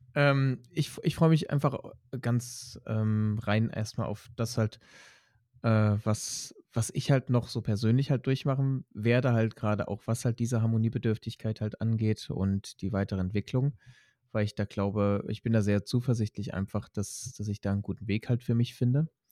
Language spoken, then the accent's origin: German; Leipzig, Saxony, Germany; in Sachsen, in Leipzig groß geworden bin